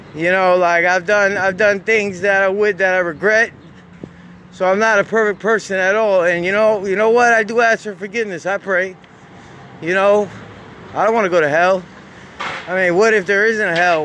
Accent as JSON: {"language": "English", "town": "Jacksonville", "region": "Florida", "country": "United States", "tie": "born or raised there", "said": "I'm from I'm from Jacksonville, Florida"}